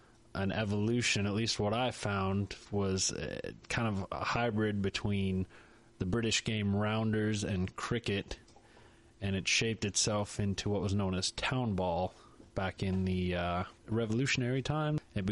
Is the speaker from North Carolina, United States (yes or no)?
yes; North Carolina, United States; I grew up in North Carolina and the nearest team was Atlanta, 4 hours away.